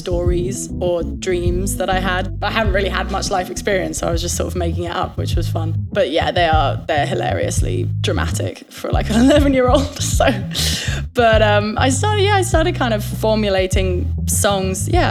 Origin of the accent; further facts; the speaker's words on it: Kent, South East England, United Kingdom; accent: British; also born or lived in London; now in New York, United States; I was born in London, but I was raised in the southeast in Kent